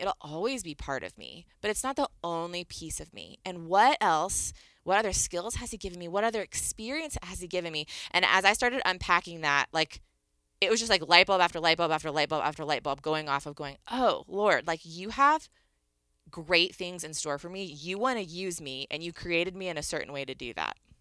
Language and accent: English; Northern Virginia, United States; moved away as an adult; I grew up in Northern Virginia, right outside of D C.